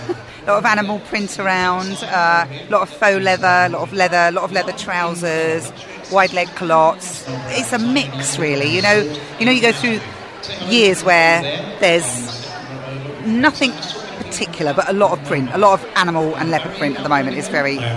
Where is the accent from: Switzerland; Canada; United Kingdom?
United Kingdom; Hampshire, South East England; I grew up in Hampshire.